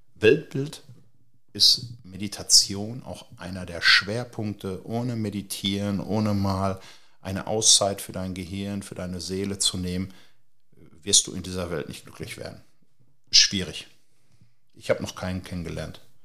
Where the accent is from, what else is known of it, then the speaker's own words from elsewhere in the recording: Hagen, North Rhine-Westphalia, Germany; ich komme aus Hagen.